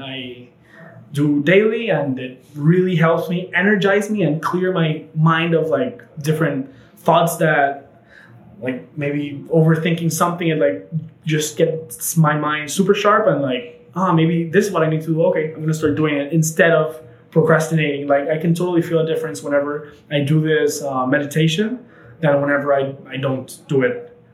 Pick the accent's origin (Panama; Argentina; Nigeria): Panama; we grew up in Panama together